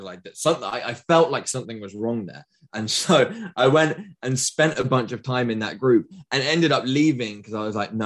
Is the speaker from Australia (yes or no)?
no; United Kingdom; I'm from Britain